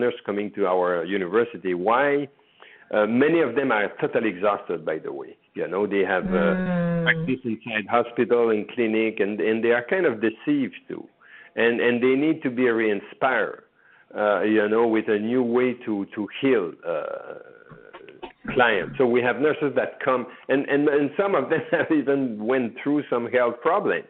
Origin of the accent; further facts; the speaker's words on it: Canada; moved away as an adult; now in United States; I am from Canada